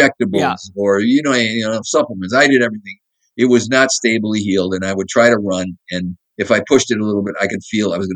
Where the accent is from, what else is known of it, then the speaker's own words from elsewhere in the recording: Madison, Wisconsin, United States; moved away as an adult; also born or lived in San Diego; I grew up in Madison, Wisconsin